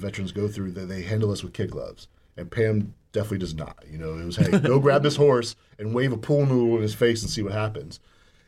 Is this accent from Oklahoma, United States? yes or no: no; Orlando, Florida, United States; now in Marion County, United States; I grew up in Orlando